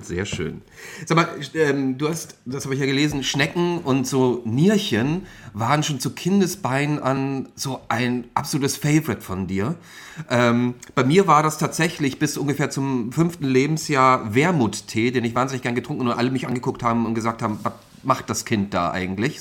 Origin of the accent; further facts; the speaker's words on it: Austria; now in Hamburg, Germany; ich bin ja nun mal ähm, Schluchtenscheißer, das heißt also, ich bin ja Österreicher eigentlich.